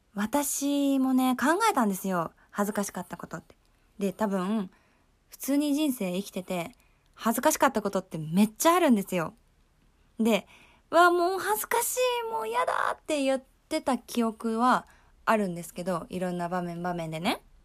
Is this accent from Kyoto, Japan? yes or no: yes; Kyoto, Japan; 私は、京都出身